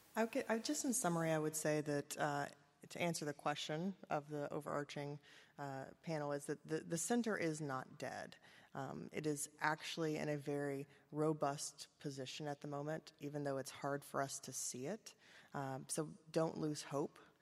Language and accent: English; Kentucky, United States; I am from Kentucky